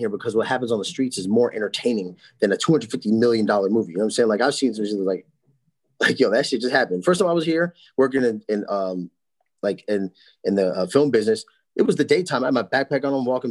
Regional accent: New Jersey, United States; We're from New Jersey, a normal place

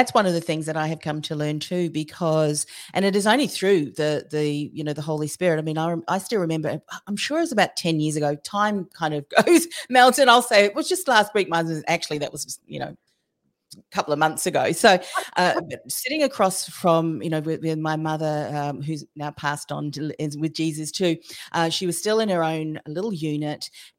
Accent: Australia; I mean, I often will joke, you know, I'm an Aussie. And we do have these, a bit of a sarcastic trait.

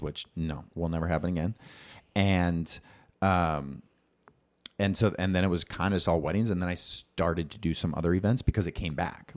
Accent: Bloomington, Minnesota, United States; now in Minneapolis, United States; I grew up in Bloomington

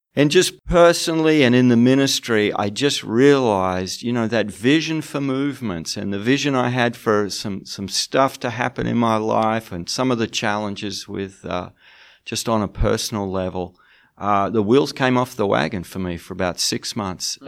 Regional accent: Australia; moved away as an adult; now in United Kingdom; I live in the UK, but I'm from Australia

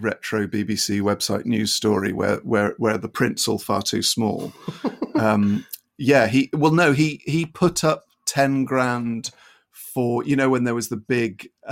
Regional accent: Avon, now South Gloucestershire, South West England, United Kingdom; I wasn't born in Bristol. I didn't grow up in Bristol. I was about 10 miles out of Bristol. So I was brought up in Avon, now South Gloucestershire

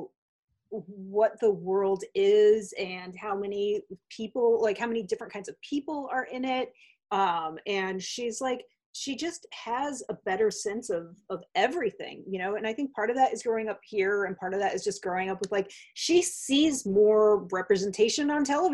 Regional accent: Hartford, Connecticut, United States; moved away; also born or lived in Chicago; I grew up near Hartford, Connecticut.

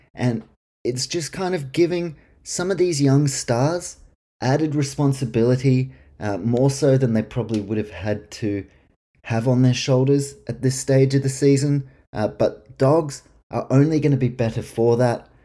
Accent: New Zealand; I'm from New Zealand

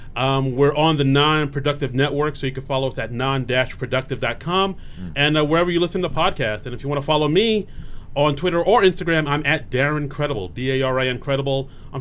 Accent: New York City, New York, United States; now in New Jersey, United States; I'm originally from New York. I grew up in Queens, but I live up in Jersey now with my lovely wife.

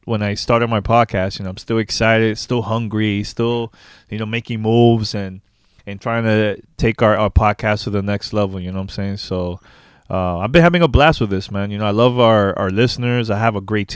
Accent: New York City, New York, United States; I'm from originally from New York City, born and raised in Uptown, Manhattan

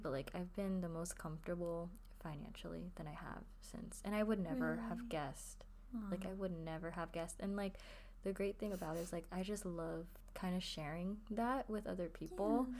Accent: United States; we're American, like, you know. We were born here

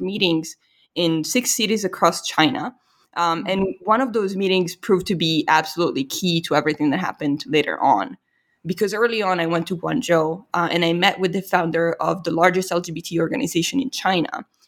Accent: Italy; moved away; I'm from Italy

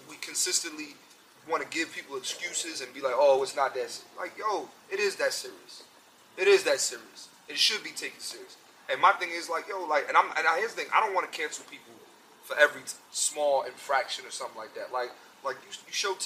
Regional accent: Philadelphia, Pennsylvania, United States; moved away as an adult; also born or lived in New York; now in Los Angeles, United States; I'm from Uptown, so I'm from like East Oak Lane. So where I'm from is past North Philly

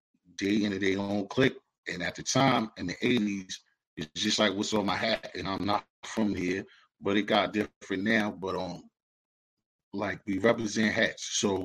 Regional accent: Boston, Massachusetts, United States; also born or lived in Norfolk, Virginia / Virginia; I'm from Boston. Boston, Mass, baby. Beantown.

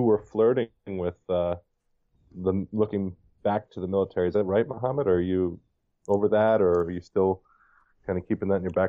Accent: New York City, New York, United States; now in Wisconsin, United States; I'm from New York City.

